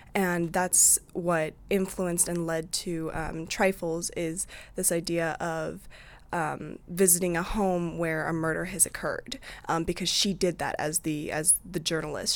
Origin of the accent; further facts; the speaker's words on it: Eldridge, Iowa, United States; I'm from Eldridge, which is basically like Davenport